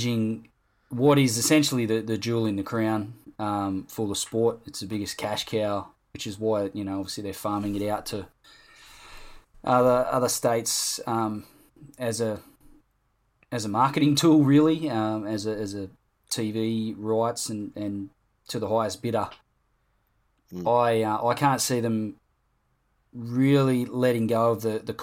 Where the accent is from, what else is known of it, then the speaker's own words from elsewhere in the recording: Nepean Hospital, school in Campbelltown, New South Wales, Australia; I was born in Nepean Hospital